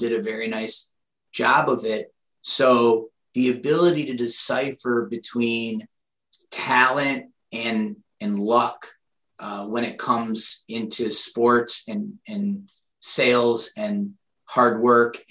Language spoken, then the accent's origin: English; Shaker Heights, Ohio, United States; moved away as an adult; also born or lived in Pittsburgh / Chicago; I'm from Cleveland.